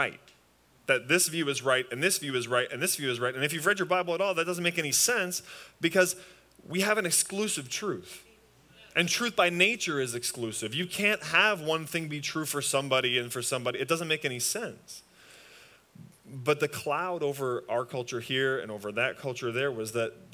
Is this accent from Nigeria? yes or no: no; just outside Toronto, Ontario, Canada; moved away; I'm from Canada, just outside Toronto